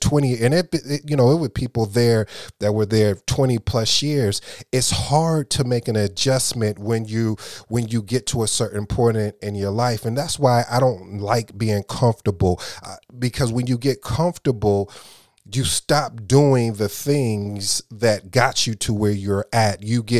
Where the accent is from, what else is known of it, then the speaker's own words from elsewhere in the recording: Flint, Michigan, United States; also born or lived in Kalamazoo; I grew up in Michigan, Flint and Kalamazoo to be exact.